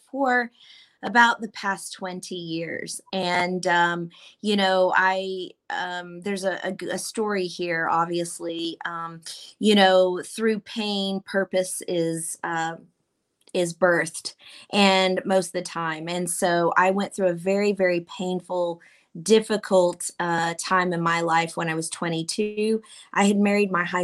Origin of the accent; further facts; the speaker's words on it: Columbus, Ohio, United States; also born or lived in Mobile, Alabama, United States / United Kingdom; I am from Columbus, Ohio.